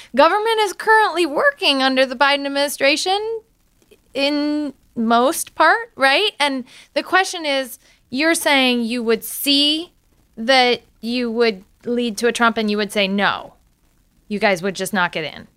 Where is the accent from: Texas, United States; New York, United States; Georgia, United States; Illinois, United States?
Illinois, United States; Galesburg; I'm from Galesburg, Illinois.